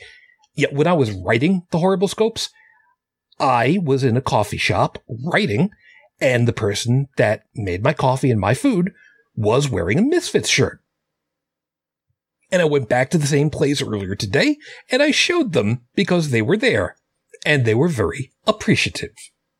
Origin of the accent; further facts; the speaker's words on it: Canada; I'm Canadian. I don't get the joke. Could you U.S. folks explain that one to me?